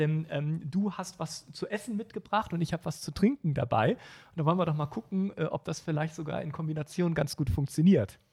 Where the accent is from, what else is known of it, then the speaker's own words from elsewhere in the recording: Düsseldorf, North Rhine-Westphalia, Germany; meiner Heimatstadt Düsseldorf